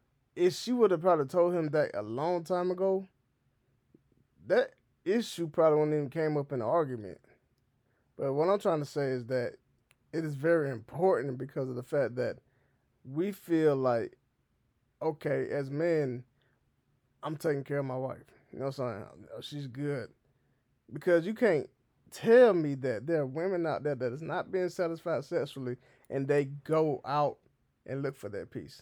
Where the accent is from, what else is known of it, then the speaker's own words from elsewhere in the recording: the South, United States; accent: Southern; now in Kansas City, United States; I don't have my southern accent no more. I've been to Kansas City way too long now.